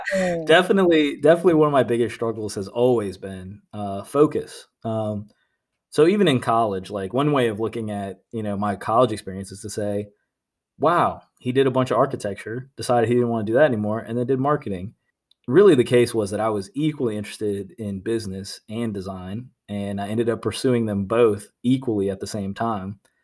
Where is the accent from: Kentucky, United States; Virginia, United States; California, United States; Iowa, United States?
Virginia, United States; Norfolk; moved away as an adult; also born or lived in Nashville; I was born and raised in Norfolk, Virginia.